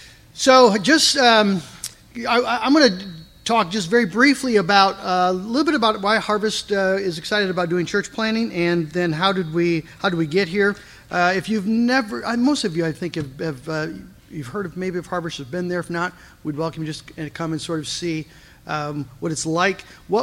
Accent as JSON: {"language": "English", "town": "Coopersville", "region": "Michigan", "country": "United States", "tie": "born or raised there", "said": "I grew up in Coopersville on a dairy farm"}